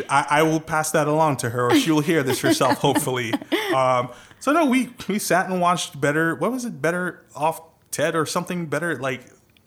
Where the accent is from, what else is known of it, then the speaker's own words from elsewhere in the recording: Trinidad & Tobago; accent: Trinidadian; now in United States; Kinda, with my Trinidadian accent. I'm from the beautiful island of Trinidad and Tobago, island country of Trinidad and Tobago.